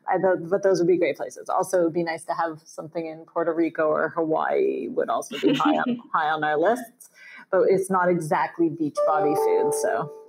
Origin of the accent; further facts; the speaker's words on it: Toronto, Ontario, Canada; Oh, well, if we're going there, I'm from Toronto.